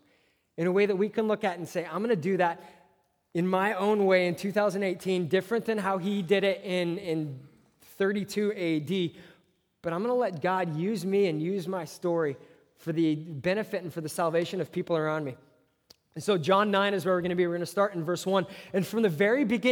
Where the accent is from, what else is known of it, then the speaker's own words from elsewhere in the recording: Southern California, United States; I'm from Southern California